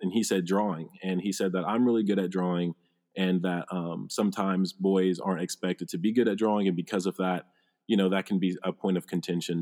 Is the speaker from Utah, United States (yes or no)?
no; Phenix City, Alabama, United States; I'm from Phoenix City, Alabama